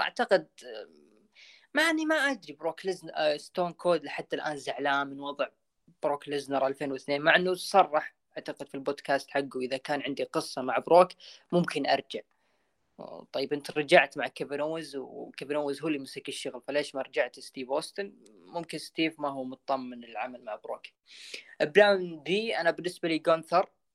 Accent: Saudi Arabia; عندنا بالسعوديه

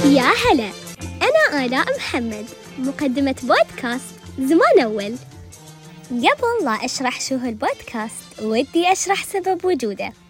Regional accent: United Arab Emirates; accent: Emirati; رمستنا ولهجتنا الإماراتية

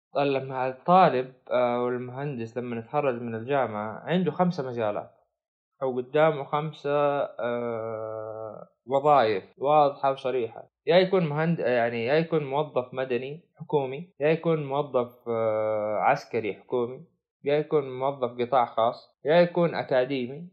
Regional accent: Saudi Arabia; عندنا في السعودية

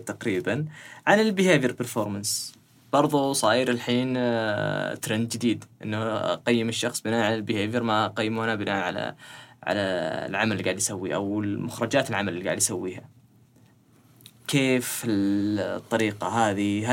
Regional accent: Saudi Arabia; عندنا في السعوديه

